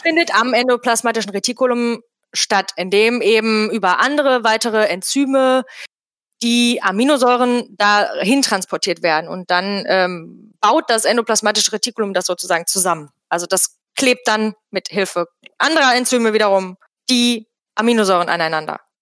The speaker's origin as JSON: {"language": "German", "town": "Bottrop", "region": "North Rhine-Westphalia", "country": "Germany", "said": "Ich komme also auch aus Bottrop"}